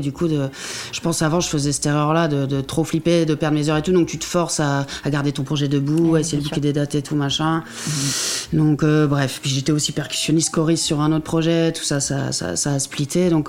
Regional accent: Normandy, France; au Havre, en plus, par chez moi en Normandie

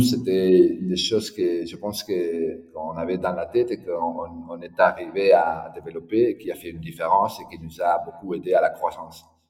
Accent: Madrid, Community of Madrid, Spain; moved away as an adult; also born or lived in France / Barcelona; je suis né à Madrid euh, il y a 50 ans

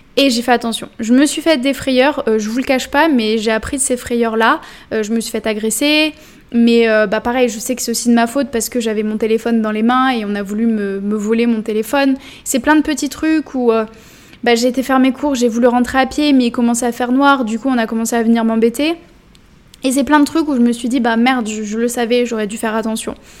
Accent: Bordeaux, Nouvelle-Aquitaine, France; je suis de Bordeaux

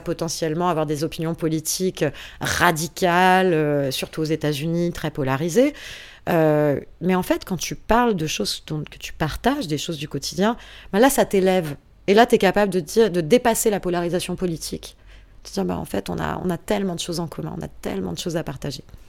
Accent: France; on est français

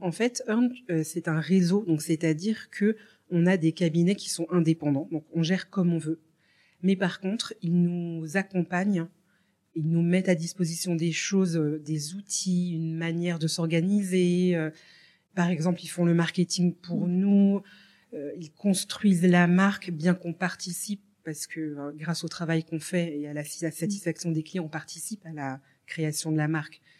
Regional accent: France; also born or lived in Morocco; je suis née au Maroc d'une maman bah, française qui travaillait dans des missions françaises à travers le monde

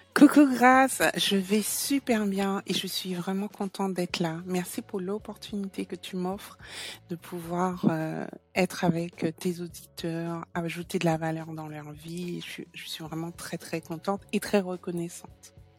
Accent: Guadeloupe; moved away as an adult; now in Paris, France; j'ai grandi aux Antilles, je suis antillaise, j'ai grandi en Guadeloupe

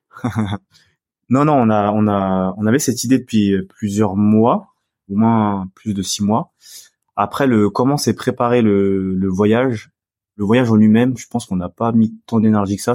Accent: France; moi je suis français, donc j'ai le passeport français.

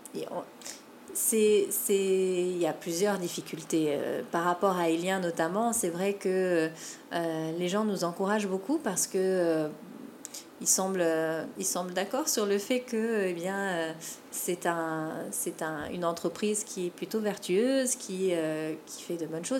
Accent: French Polynesia; also born or lived in Metropolitan France; j'ai grandi à Tahiti

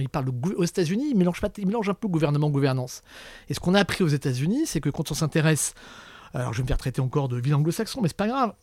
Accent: Brittany, France; Je suis breton

